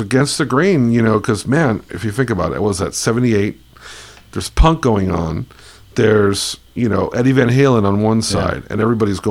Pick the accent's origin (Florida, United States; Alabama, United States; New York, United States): Florida, United States; Miami Beach; growing up in Miami Beach, Florida